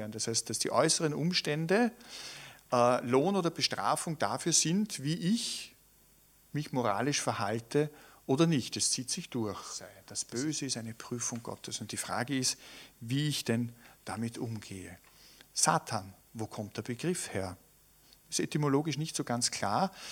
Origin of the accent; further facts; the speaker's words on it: Tyrol, Austria; Und ich kann mich erinnern, ich bin ja in Tirol aufgewachsen. Für uns Kinder war das, war das schon so ein spannendes Moment.